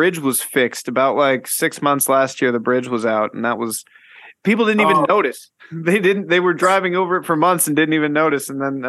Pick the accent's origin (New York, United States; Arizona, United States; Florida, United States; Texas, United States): Florida, United States; also born or lived in California; now in Knoxville, United States; growing up in Florida, I lived there for like 10. I definitely lived the longest part of my life in Florida, and there's no seasons